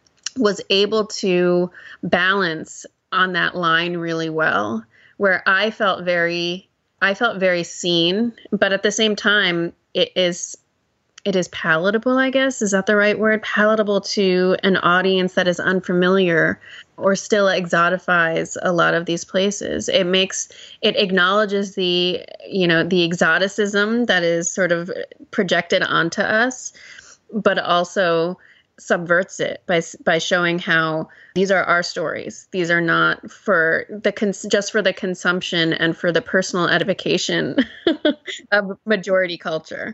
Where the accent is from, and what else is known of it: United States; born or raised there